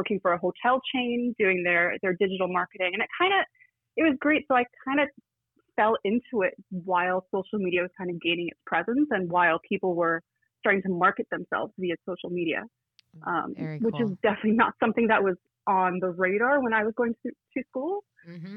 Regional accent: Toronto, Ontario, Canada; moved away as an adult; also born or lived in New York City / Ottawa; I was born and raised in Toronto

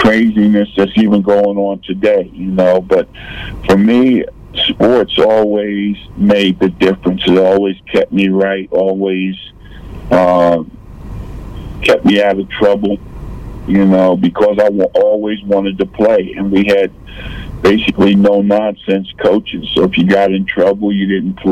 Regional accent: Lakeview, New York, United States; moved away; also born or lived in Alpharetta, Georgia; I grew up in a little area called Lakeview

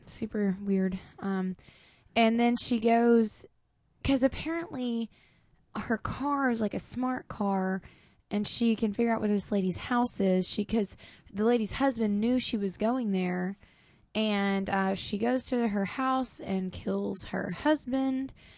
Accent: Clarksville, Arkansas, United States; we're from Clarksville, Arkansas

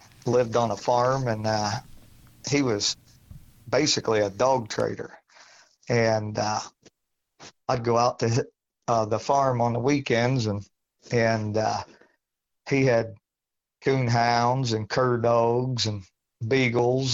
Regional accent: Tiffin, Ohio, United States; now in Findlay, United States; I'm from Findlay, Ohio. I was born in Tiffin, Ohio, yeah, which is about 30 minutes east of me, and went to high school there

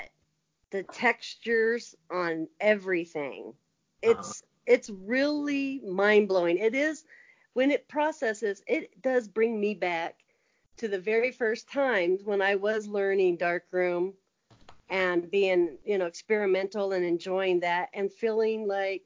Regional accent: LeGrand, Iowa, United States; I was raised in Iowa, small town.

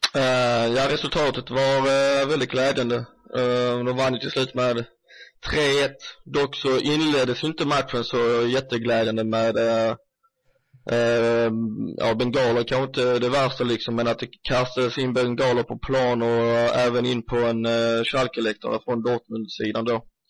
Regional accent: Sweden; oss svenskar som följer Bundesliga

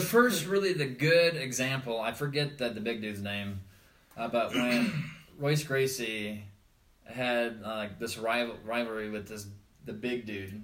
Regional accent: Iowa, United States; born or raised there; moved away

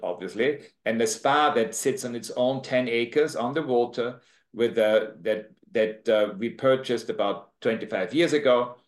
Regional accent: Austria; accent: Austrian; moved away as an adult; now in Jamaica; I'm from Austria originally. I have this tremendous Austrian accent that I just never lost

